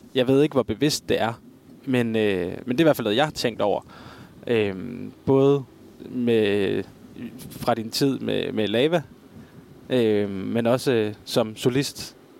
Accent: Aarhus, Central Denmark Region, Denmark; Jeg kommer jo fra Aarhus

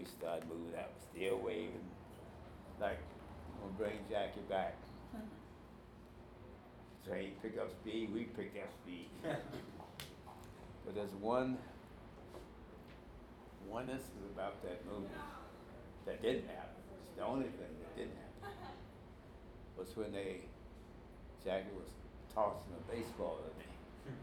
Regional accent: Daytona Beach, Florida, United States; my hometown

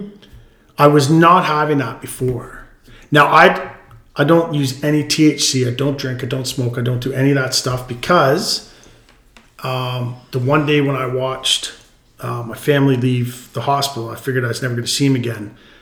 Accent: Ontario, Canada; And when I came out here from Ontario is a complete different breed.

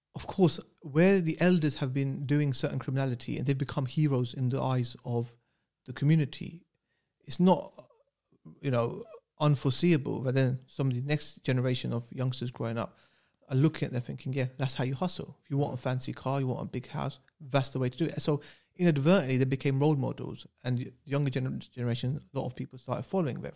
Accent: Luton, East of England, United Kingdom; I went to Denby uh, infants in junior school, which is predominantly Asians because they're now Asian areas. And in Luton at that time

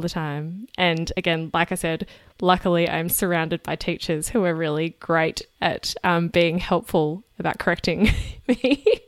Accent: Australia; moved away; as an Australian who doesn't speak French as a native language

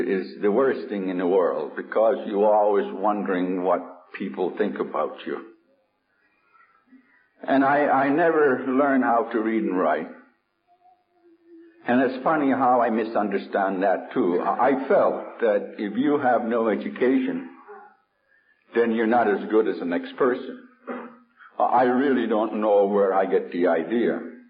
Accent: United States; And being an Indian, it always bothered me. I remember in New York State

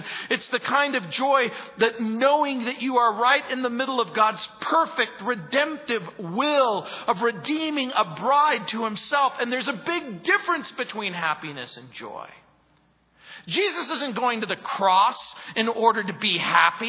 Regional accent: Southern California, United States; moved away; I grew up in Southern California

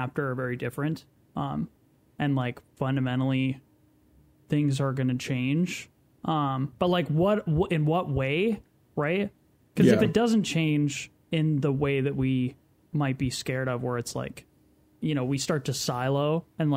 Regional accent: United States; this nation that we live in, which is, like, we're all from America

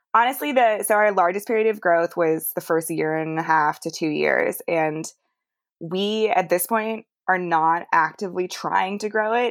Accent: Canada; now in United States; I grew up in Canada, hiking and backpacking and camping and all that stuff with my dad.

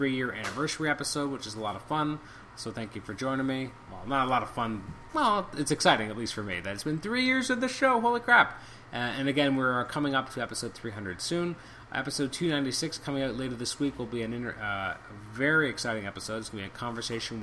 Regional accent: Canada; as a Canadian

